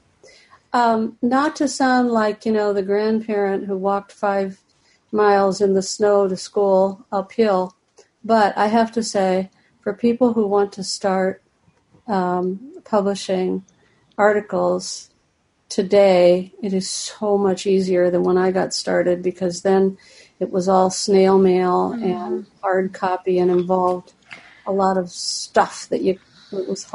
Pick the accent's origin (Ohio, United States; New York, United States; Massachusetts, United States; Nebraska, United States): Ohio, United States; moved away as an adult; also born or lived in Cincinnati, Ohio; now in Florida, United States; I'm from Ohio, and I've lived in Cincinnati all my adult life